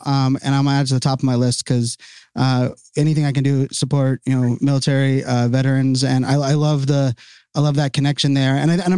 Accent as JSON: {"language": "English", "town": "Pittsburgh", "region": "Pennsylvania", "country": "United States", "moved": "yes", "lives_now": "Northern Virginia, United States", "said": "I'm from Pittsburgh."}